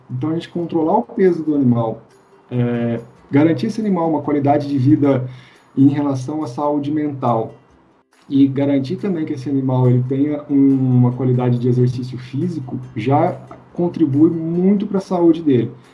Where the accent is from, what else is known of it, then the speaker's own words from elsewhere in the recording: Minas Gerais, Brazil; sou, sou mineiro